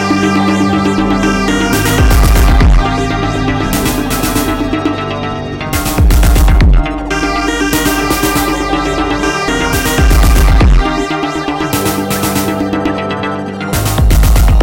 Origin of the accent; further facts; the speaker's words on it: Oakland, California, United States; I'm from East Oakland too.